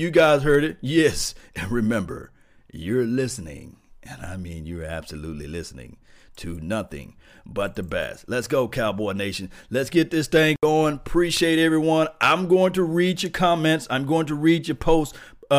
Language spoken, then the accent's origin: English; Mississippi, United States; Yes, I'm country from Mississippi.